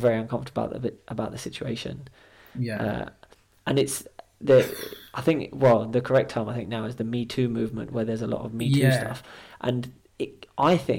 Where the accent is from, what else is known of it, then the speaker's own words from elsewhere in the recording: Scotland, United Kingdom; now in England; My whole family, we're all from Scotland